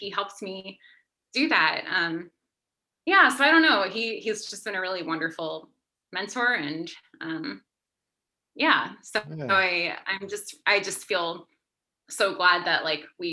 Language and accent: English; Pennsylvania, United States; I grew up on the East Coast, I grew up in Pennsylvania